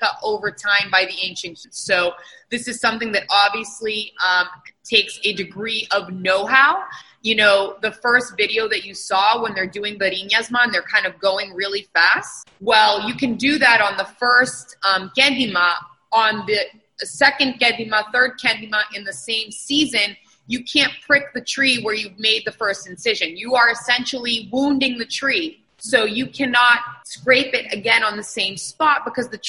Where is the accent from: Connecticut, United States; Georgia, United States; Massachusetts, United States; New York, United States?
Massachusetts, United States; Boston; Boston, born and raised. I grew up in Rosendale and West Roxbury